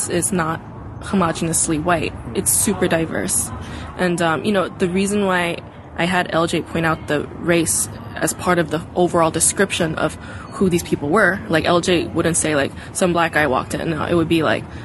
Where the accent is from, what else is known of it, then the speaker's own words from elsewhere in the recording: New York City, New York, United States; also born or lived in Busan, South Korea; my parents moved our family to Brooklyn, New York when I was about to enter kindergarten